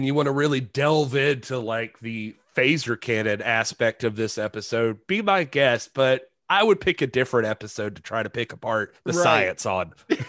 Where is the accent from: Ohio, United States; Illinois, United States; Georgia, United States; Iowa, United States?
Georgia, United States; I grew up in Georgia